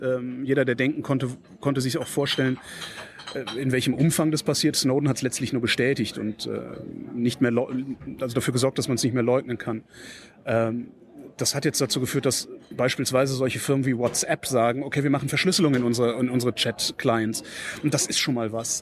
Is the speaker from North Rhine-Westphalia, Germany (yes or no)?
yes; Cologne, North Rhine-Westphalia, Germany; now in Berlin, Germany; ich bin ein gebürtiger Kölner